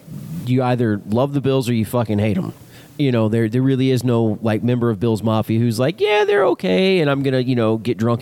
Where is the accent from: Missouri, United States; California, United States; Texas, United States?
Texas, United States; Dallas; now in Buffalo area, United States; I was born in Dallas. I was raised, you know, in the county south of Dallas.